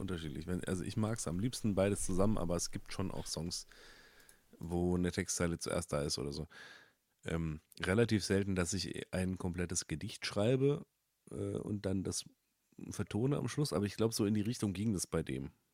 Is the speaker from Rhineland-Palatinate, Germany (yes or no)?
no; Upper Rhine Plain near Freiburg, Baden-Württemberg, Germany; now in Berlin, Germany; in der Rheinebene, wo ich aufgewachsen bin